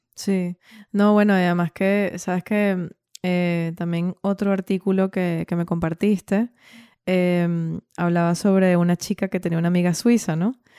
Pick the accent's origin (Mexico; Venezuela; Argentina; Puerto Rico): Venezuela; moved away as an adult; also born or lived in Valencia / Dublin / Switzerland; yo salí de Venezuela teniendo 27, 27 años o 28